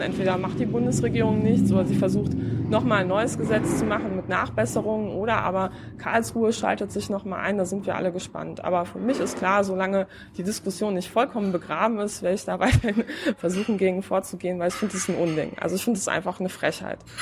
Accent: Poland; now in Berlin, Germany; ich komme ja aus Polen

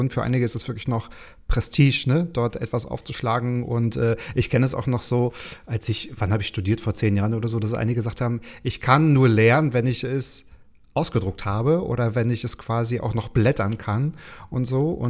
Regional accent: Stralsund, Mecklenburg-Vorpommern, Germany; Aus Stralsund, aus meiner Heimat.

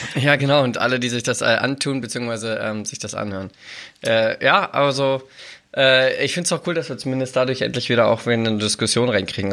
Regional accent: Braunschweig, Lower Saxony, Germany; bei uns in Braunschweig

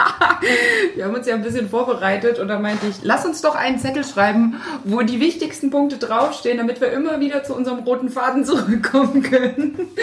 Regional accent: Thuringia, Germany; now in Hamburg, Germany; geboren bin ich in der DDR, in Thüringen

